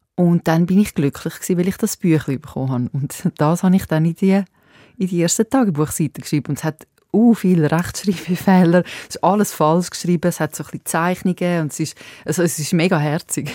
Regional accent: Zurich, Switzerland; accent: Winterthur Zurich German; first language Serbo-Croatian; German is a second language; ich bin ja zweite Generation da in der Schweiz aufgewachsen und wir haben äh, Serbokratisch geredet die Das ist eigentlich meine erste Sprache

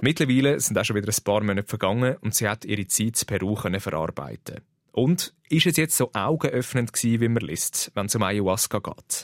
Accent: Switzerland; bei uns in der Schweiz

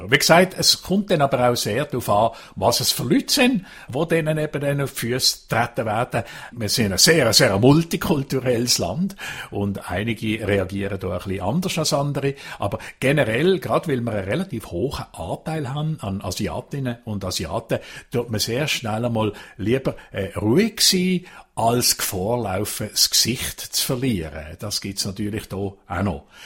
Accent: Basel-Landschaft, Switzerland; now in United Kingdom; Und wir nennen die in, in Baselbiet, wo ich herkomme, ein äh, äh, Schlumbi oder ein Schlumbergerli.

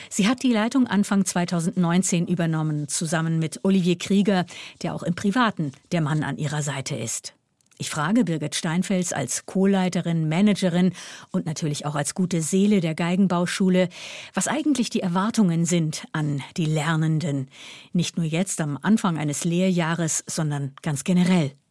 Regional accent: Valens, St. Gallen, Switzerland; ich komme aus Valenz im Kanton St. Gallen.

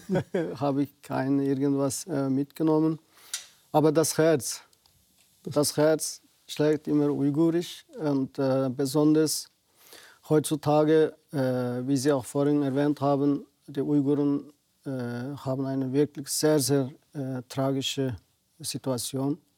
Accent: Xinjiang, China; German is a second language; moved away as an adult; Äh, ich bin seit mehr als 23 Jahren nicht mehr in Osttürkistan gewesen, in meiner Heimat. Das ist natürlich nicht freiwillig. Äh, ich gehe nicht freiwillig zurück. Ich vermisse natürlich meine Verwandten, Familie, meine Kollegen. Ich bin dort geboren, dort aufgewachsen

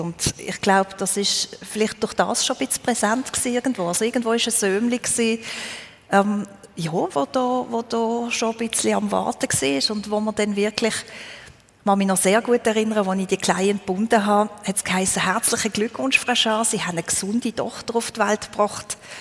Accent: Therwil, Basel-Landschaft, Switzerland; moved away as an adult; also born or lived in Alsace, France; now in France; ich bin in Terwil aufgewachsen, das ist ein Steinwurf entfernt von ja. dort, wo ich wohne.

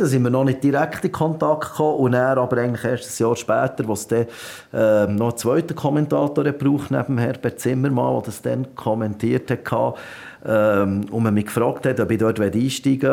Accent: Switzerland; bei uns in der Schweiz

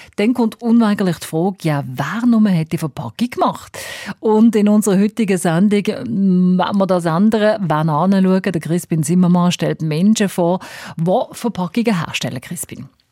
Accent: Switzerland; bei uns in der Schweiz

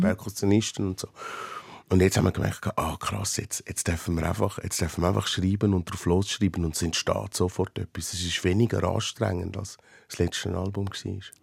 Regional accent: Switzerland; in meiner Heimat

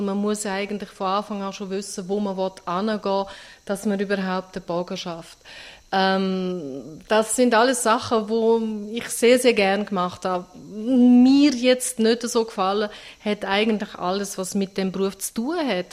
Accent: Austria; also born or lived in St. Gallen, Switzerland; now in Switzerland; in der Schweiz geboren und in Österreich aufgewachsen

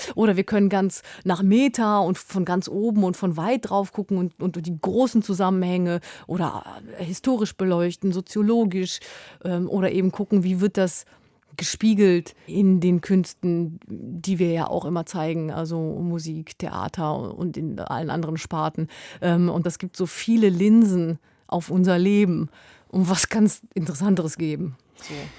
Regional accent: West Germany, Germany; ich bin in Westdeutschland aufgewachsen als Kind von Gastarbeitern

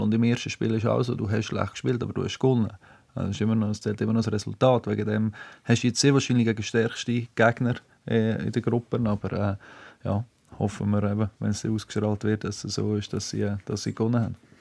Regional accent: Switzerland; als Schweizer

